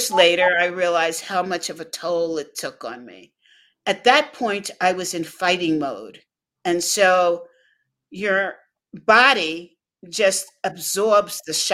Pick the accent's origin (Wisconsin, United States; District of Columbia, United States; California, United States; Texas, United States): California, United States; Los Angeles; And so I grew up in La La Land